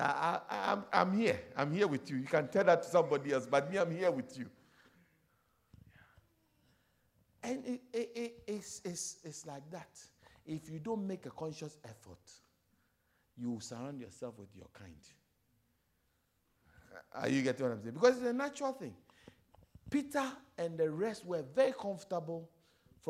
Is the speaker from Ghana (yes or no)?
yes; Ghana; moved away as an adult; also born or lived in South Africa; So I'm African from Ghana.